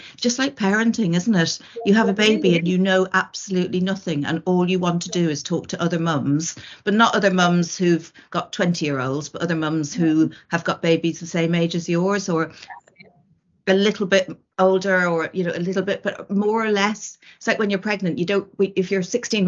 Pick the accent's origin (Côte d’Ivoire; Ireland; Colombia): Ireland; moved away; I was from Ireland and my family were in Ireland